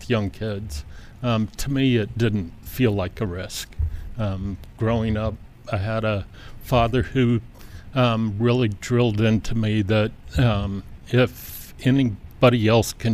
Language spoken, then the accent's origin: English; San Lorenzo, California, United States; I'm from San Lorenzo, California.